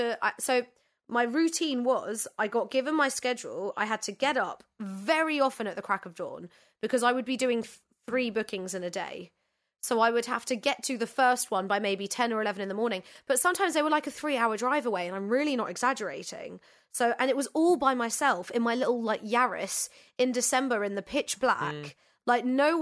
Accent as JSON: {"language": "English", "region": "London", "country": "United Kingdom", "said": "And I'm from London."}